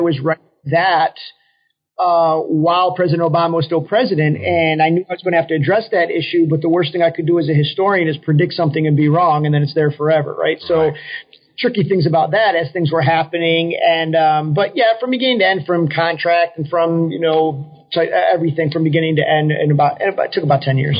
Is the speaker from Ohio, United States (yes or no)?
no; Syracuse, New York, United States; moved away as an adult; also born or lived in Washington, D.C. / Florida; I'm originally from Syracuse, New York, upstate New York